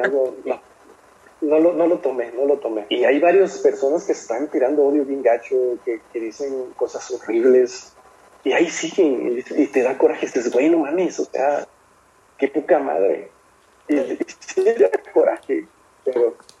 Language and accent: Spanish; Mexico; como buen mexicano